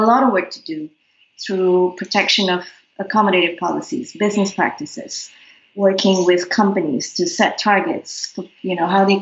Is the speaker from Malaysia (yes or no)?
yes; Malaysia; now in Singapore; growing up in Malaysia as young ladies